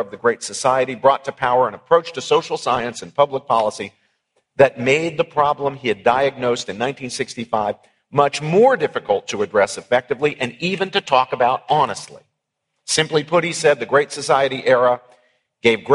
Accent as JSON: {"language": "English", "region": "West Virginia", "country": "United States", "tie": "born or raised there", "said": "my own native Appalachia. I grew up in West Virginia"}